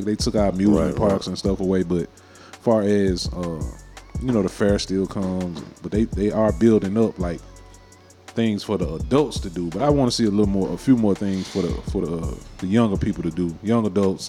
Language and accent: English; Chicago, Mississippi, United States; moved away as an adult; now in Memphis, United States; Raised in Chicago until I was 11, Mississippi until I was 18, then I moved to Memphis. So I'm a Memphian.